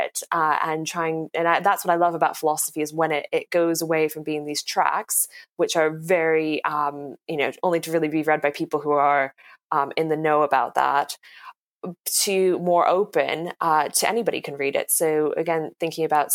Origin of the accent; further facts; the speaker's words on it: United States; now in London, United Kingdom; I'm from America